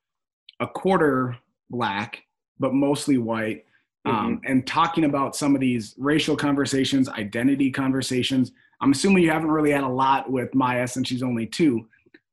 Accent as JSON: {"language": "English", "town": "Minneapolis", "region": "Minnesota", "country": "United States", "tie": "born or raised there", "also_born_or_lived": "Oklahoma", "said": "I grew up in Minneapolis or just outside."}